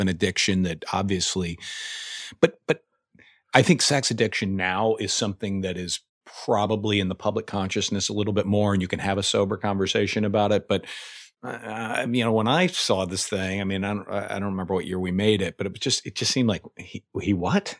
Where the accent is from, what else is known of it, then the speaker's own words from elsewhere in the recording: Indiana, United States; moved away; I'm from Indiana originally.